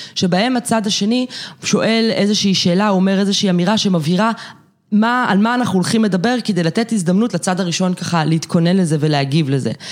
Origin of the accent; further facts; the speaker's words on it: Jerusalem, Jerusalem District, Israel; אני ירושלמית במקור